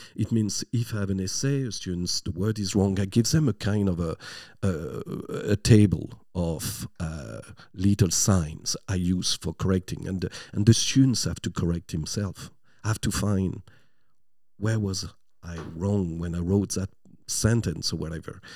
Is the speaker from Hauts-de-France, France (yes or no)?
yes; near Lille, Flanders, Hauts-de-France, France; English is a second language; moved away as an adult; now in Ireland; I'm from a small town, uh, just close to Lille.